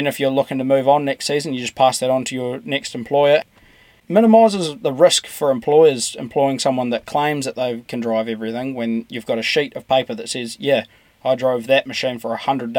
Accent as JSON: {"language": "English", "country": "New Zealand", "said": "part of agriculture in New Zealand"}